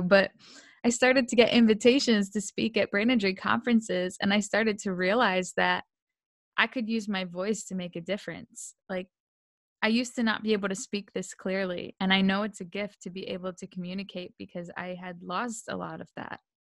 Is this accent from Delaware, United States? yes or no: yes; Delaware, United States; moved away; also born or lived in Pennsylvania; I grew up in Delaware, and we moved to Pennsylvania because I needed a new environment